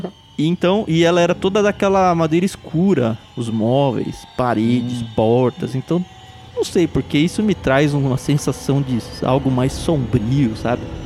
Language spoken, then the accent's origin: Portuguese; Jundiaí, São Paulo, Brazil; now in São Paulo, Brazil; Eu cresci no interior, em Jundiaí